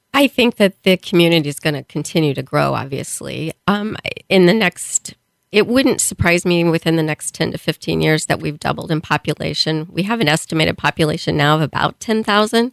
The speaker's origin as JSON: {"language": "English", "town": "Springfield", "region": "Missouri", "country": "United States", "tie": "born or raised there", "moved": "as an adult", "lives_now": "Kearney, United States", "said": "I was born in Springfield, Missouri. Um, went to school, high school there."}